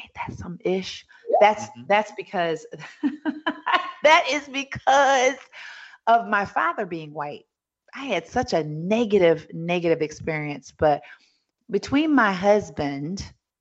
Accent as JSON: {"language": "English", "town": "New York City", "region": "New York", "country": "United States", "tie": "born or raised there", "said": "I was born in Hell's Kitchen, New York City"}